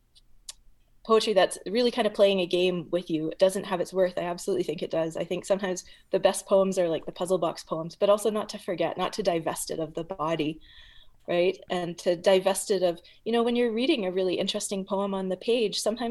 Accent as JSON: {"language": "English", "town": "Edmonton", "region": "Alberta", "country": "Canada", "tie": "born or raised there", "said": "I grew up in the Edmonton literary community, I was very grateful and very lucky to grow up within that group."}